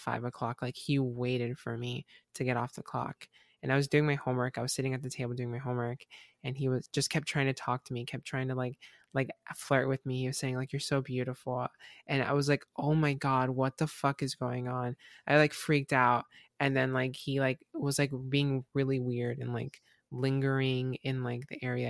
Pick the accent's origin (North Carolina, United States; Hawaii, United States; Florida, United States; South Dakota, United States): Florida, United States; Southwest; I'm from Florida